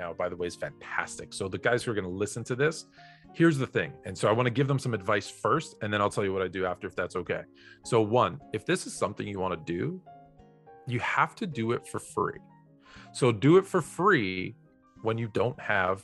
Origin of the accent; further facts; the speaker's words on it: Toronto, Ontario, Canada; my hometown